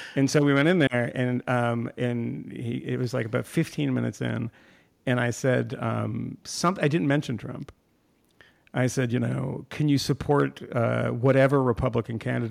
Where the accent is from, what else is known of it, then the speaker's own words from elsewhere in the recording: Iran; moved away; I was born in Iran